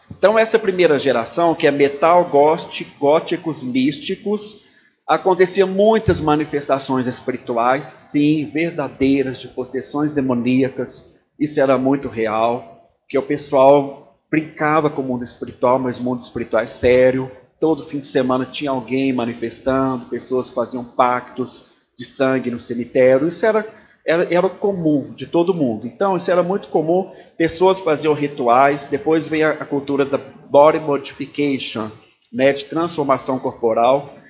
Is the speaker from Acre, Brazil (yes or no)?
no; Belo Horizonte, Minas Gerais, Brazil; sou de Belo Horizonte, Minas Gerais